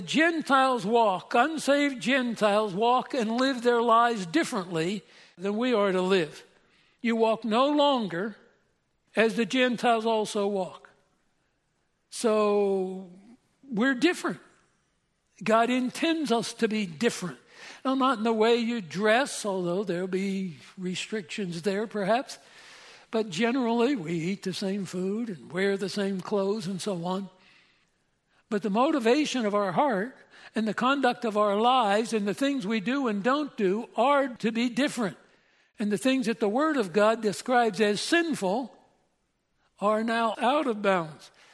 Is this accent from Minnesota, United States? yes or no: no; Pennsylvania, United States; I'm from Pennsylvania